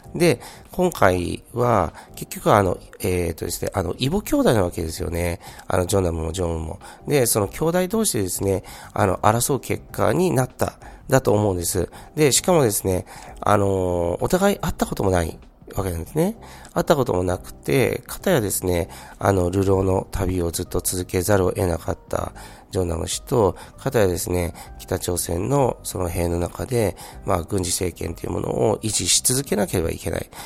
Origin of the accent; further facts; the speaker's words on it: Niigata, Japan; 自分はですね、新潟県出身ですから